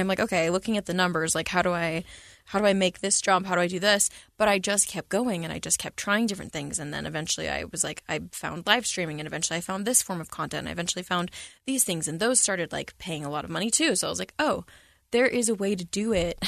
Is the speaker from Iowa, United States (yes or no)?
no; San Antonio, Texas, United States; when I was a kid, I grew up in San Antonio, Texas